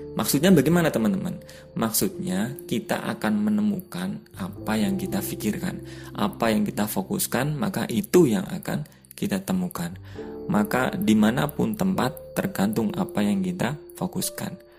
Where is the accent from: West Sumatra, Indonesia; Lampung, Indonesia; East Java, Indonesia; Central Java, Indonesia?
Central Java, Indonesia; Cilacap; accent: Ngapak; Saya asli Cilacap, kelahiran Cilacap, dan asli Wong Ngapak